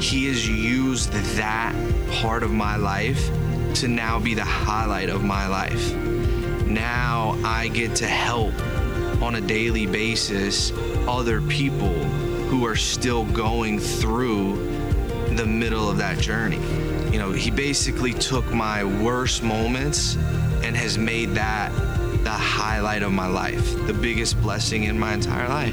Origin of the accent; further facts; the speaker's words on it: Lincolnton, North Carolina, United States; I'm from Lincolnton, North Carolina. I grew up in a small town going to church